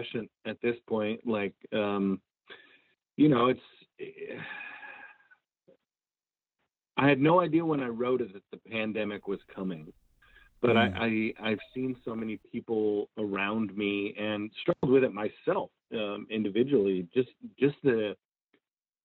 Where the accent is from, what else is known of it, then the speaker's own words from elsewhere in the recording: Marysville, Washington, United States; moved away as an adult; now in Nashville, United States; I'm born and raised in Marysville, Washington, and kind of cut my teeth playing in the Pacific Northwest before moving to Nashville to pursue music